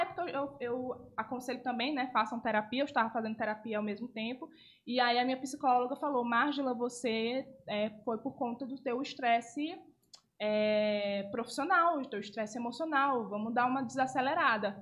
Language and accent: Portuguese; Parnaíba, Piauí, Brazil; also born or lived in Manaus; eu nasci em Manaus, mas eu me considero parnaibana